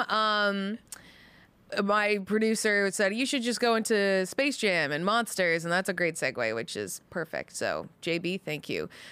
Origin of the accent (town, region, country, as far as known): Canada; now in United States